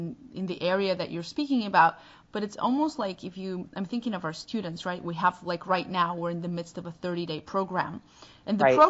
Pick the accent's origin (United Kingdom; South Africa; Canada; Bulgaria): Bulgaria; first language Bulgarian; English is a second language; moved away; I can't speak Bulgarian on our podcast